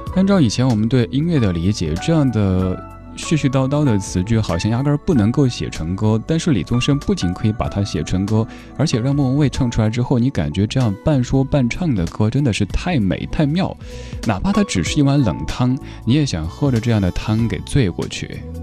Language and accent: Chinese; Chengdu, Sichuan, China; 我的家乡成都